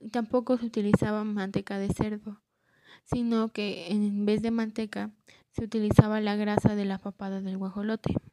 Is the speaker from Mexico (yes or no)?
yes; Mexico; ya que pues forman parte de nuestra cultura y nos distingue así como mexicanos.